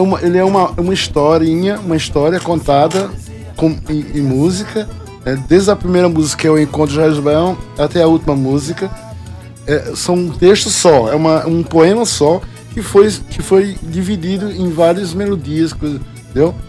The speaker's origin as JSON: {"language": "Portuguese", "region": "Northeast Region", "country": "Brazil", "also_born_or_lived": "Paraíba", "moved": "yes", "said": "eu sou, sou nordestino"}